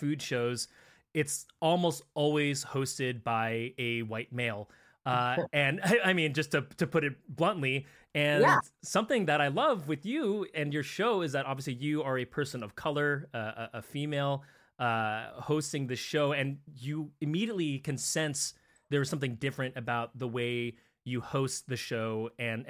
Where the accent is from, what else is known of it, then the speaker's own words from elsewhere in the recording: San Francisco, California, United States; now in Pacific Northwest, United States; born and raised in San Francisco